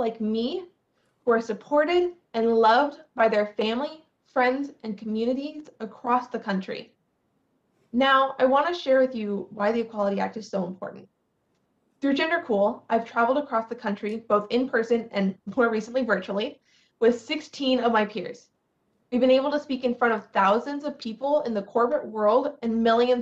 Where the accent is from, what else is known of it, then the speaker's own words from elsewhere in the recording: Tacoma, Washington, United States; I'm from Tacoma, Washington